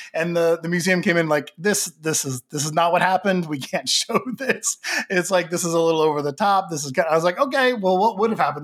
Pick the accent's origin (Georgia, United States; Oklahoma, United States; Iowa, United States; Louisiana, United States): Oklahoma, United States; now in Los Angeles, United States; I live in Los Angeles, but, you know, born and raised in Oklahoma